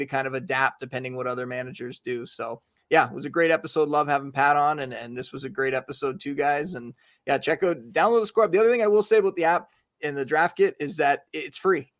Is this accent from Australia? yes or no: no; Canada; I was from Canada.